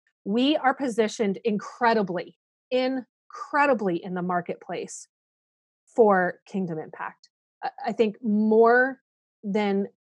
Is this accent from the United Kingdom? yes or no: no; South Korea; I'm a missionary kid. Yeah. I grew up in Korea.